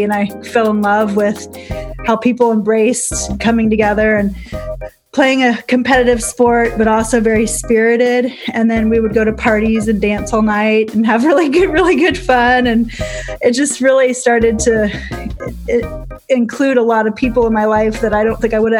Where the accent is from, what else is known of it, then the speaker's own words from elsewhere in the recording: Wichita, Kansas, United States; moved away; also born or lived in Colorado / Arizona / Nevada / Georgia; I grew up mainly in Wichita, Kansas, but I've lived all over Colorado, Arizona, Nevada, Georgia, Texas. And then I've lived mostly, as my adult life developed, in Utah and Colorado.